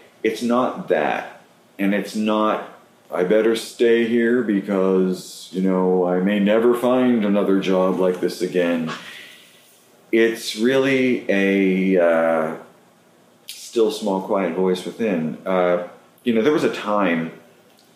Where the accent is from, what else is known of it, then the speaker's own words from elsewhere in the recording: Western Pennsylvania, United States; moved away as an adult; now in New York, United States; where I grew up, you know, the people that I grew up with in Western Pennsylvania